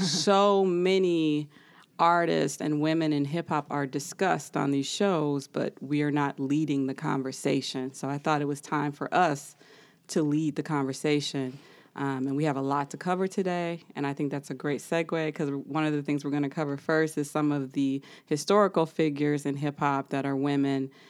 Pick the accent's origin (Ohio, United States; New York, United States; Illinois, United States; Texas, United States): Illinois, United States; Chicago; moved away; I am originally from Chicago.